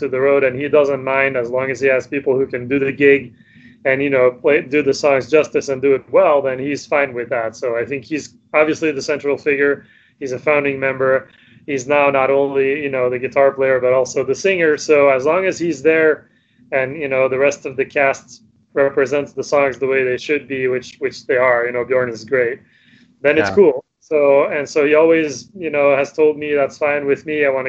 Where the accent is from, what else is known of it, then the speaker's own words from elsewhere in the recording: Sweden; English is a second language; so we're from Sweden.